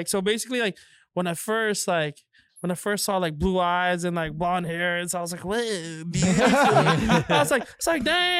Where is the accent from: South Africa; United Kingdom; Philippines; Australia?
Philippines; now in Canada; I was born in the Philippines.